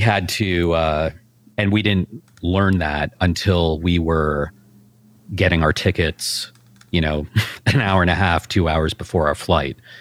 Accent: Canada; us being Canadian

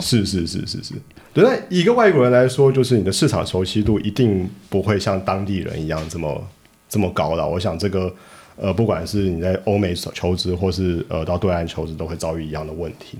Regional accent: Taiwan; moved away; also born or lived in Shanghai; 我们台湾人去大陆发展

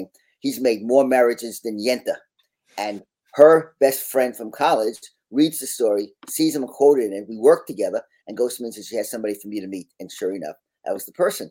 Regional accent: Long Island, New York, United States; moved away as an adult; now in Washington, D.C., United States; I'm a native New Yorker. I grew up on Long Island. I wound up moving to Washington, D.C. 36 years ago

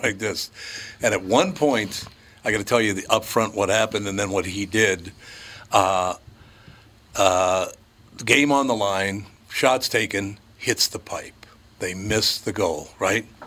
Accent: Minneapolis, Minnesota, United States; I grew up in North Minneapolis on Plymouth Avenue

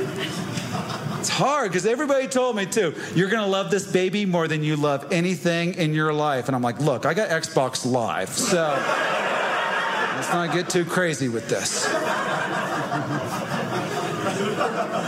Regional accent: Indiana, United States; I grew up in Indiana, and my dad's a preacher

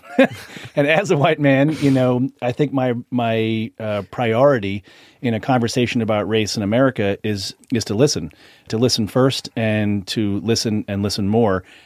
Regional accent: Boston, Massachusetts, United States; I grew up in Boston in a nearly exclusive white community

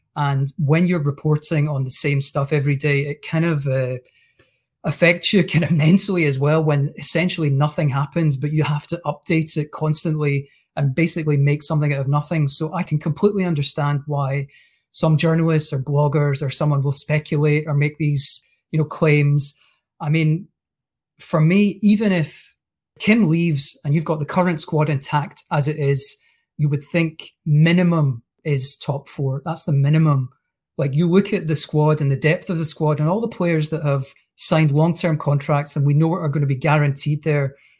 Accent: Scotland, United Kingdom; as a Scot

